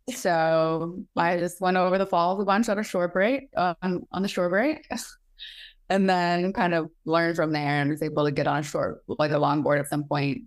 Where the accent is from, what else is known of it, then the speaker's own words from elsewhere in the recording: Maine, United States; moved away; also born or lived in Bali; growing up in Maine, my parents did a great job